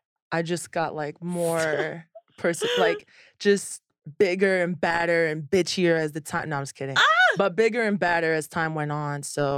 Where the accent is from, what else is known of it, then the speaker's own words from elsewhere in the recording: Orlando, Florida, United States; also born or lived in Miami; Orlando and Miami.